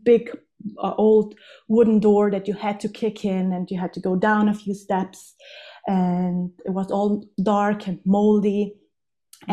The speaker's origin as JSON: {"language": "English", "area": "South Tyrol", "region": "Trentino-Alto Adige", "country": "Italy", "tie": "born or raised there", "moved": "yes", "lives_now": "Innsbruck, Austria", "said": "I'm born and raised in South Tyrol, which is in the Italian Alps"}